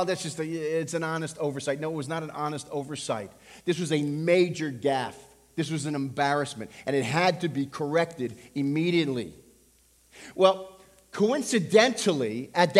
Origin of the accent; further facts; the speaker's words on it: Levittown, New York, United States; I grew up on Long Island. I went to school in Levittown.